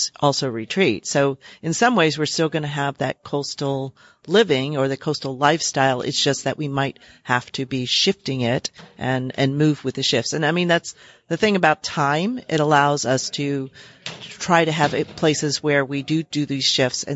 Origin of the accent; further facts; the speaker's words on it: New Orleans, Louisiana, United States; I am originally from New Orleans